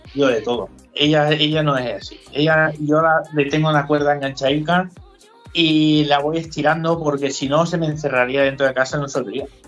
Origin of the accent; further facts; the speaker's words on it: Alicante, Valencian Community, Spain; moved away as an adult; now in Munich, Germany; yo soy valenciano, alicantino, para decirlo así, borracho y fino que dicen.